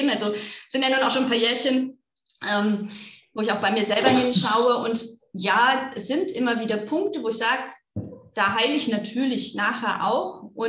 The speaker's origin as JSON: {"language": "German", "region": "North Rhine-Westphalia", "country": "Germany", "lives_now": "Augsburg, Germany", "said": "ich komme aus NRW"}